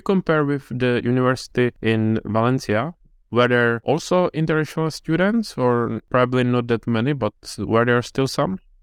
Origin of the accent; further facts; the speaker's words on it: Czechia; I'm from Czech Republic